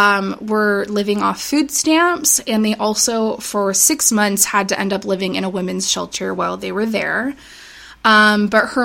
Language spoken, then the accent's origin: English; United States; as American people that grew up in the United States